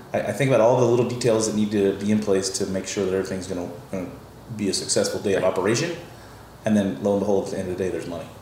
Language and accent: English; the South, United States; also born or lived in New Orleans; I'm from the South